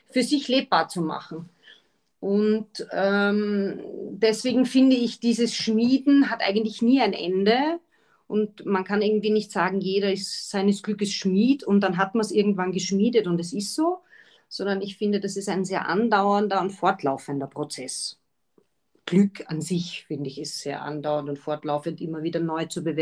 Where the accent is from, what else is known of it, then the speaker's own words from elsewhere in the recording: Austria; jetzt muss ich als Österreicherin kurz dazwischen fragen